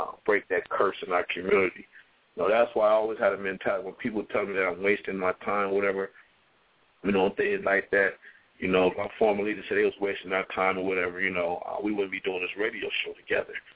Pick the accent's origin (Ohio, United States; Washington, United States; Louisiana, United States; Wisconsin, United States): Ohio, United States; Toledo; in my hometown